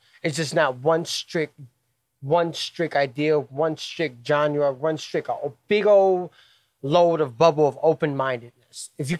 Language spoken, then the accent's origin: English; Cleveland, Ohio, United States; Born and raised in Cleveland at Cleveland Metro Health Center. I was born in 88.